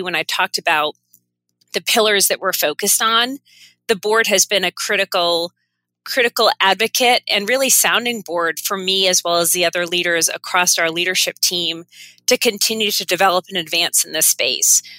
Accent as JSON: {"language": "English", "region": "Maine", "country": "United States", "tie": "born or raised there", "also_born_or_lived": "Connecticut", "moved": "as an adult", "said": "now I'm settled back in my home state"}